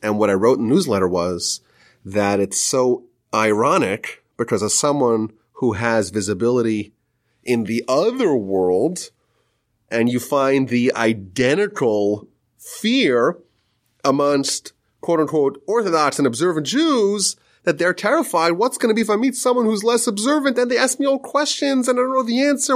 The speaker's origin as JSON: {"language": "English", "region": "Northeast", "country": "United States", "tie": "born or raised there", "said": "I grew up in the Northeast"}